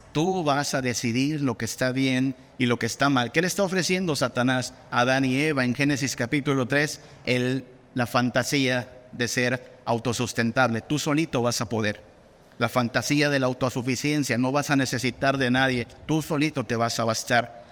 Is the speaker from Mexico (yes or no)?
yes; Mexico